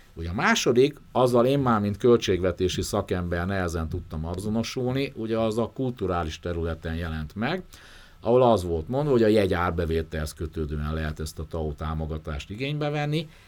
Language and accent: Hungarian; Debrecen, Hajdú-Bihar, Hungary; moved away; én Debrecenbe járok vissza, onnan származom